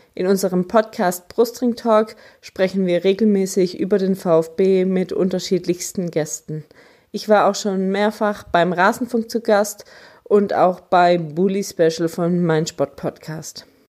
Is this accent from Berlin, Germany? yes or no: no; Stuttgart, Baden-Württemberg, Germany; Ich bin hier in Stuttgart geboren, aufgewachsen, lebe immer noch hier